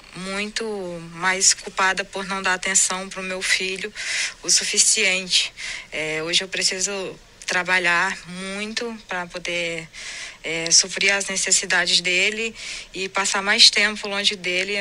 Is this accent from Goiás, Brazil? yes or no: no; Paraíba, Brazil; eu sou paraibana